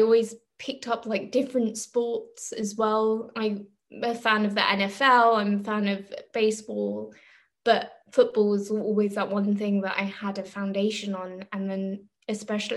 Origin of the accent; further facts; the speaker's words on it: London, United Kingdom; moved away as an adult; now in Germany; We're from Northwest London